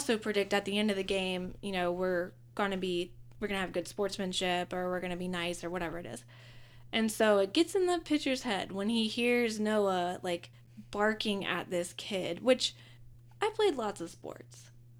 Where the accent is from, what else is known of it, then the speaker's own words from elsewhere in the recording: Pittsburgh, Pennsylvania, United States; Yeah, it's like, I'm from Pittsburgh.